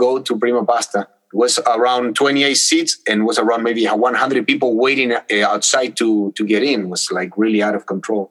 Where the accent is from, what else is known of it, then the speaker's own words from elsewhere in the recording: Buenos Aires, Argentina; moved away as an adult; now in United States; I was born in Argentina, in Buenos Aires, in South America, and my parents too.